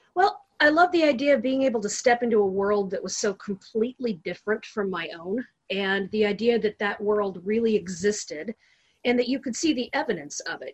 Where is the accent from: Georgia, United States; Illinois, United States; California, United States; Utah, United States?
California, United States; Long Beach; born and raised in Southern California, in Long Beach.